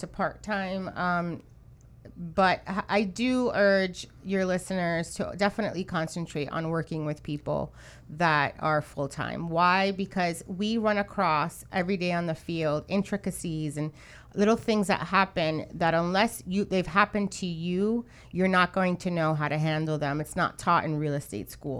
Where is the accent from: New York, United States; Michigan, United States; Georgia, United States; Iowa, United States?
New York, United States; now in Miami, United States; I'm from New York